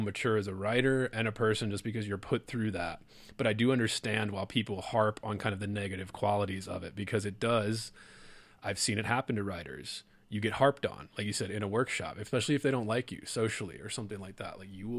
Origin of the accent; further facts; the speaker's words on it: Baltimore, Maryland, United States; also born or lived in Lake Charles, Louisiana; I'm a Baltimore boy, if people couldn't tell from my accent. And it was like, I grew up in a city, Baltimore, it was shrinking.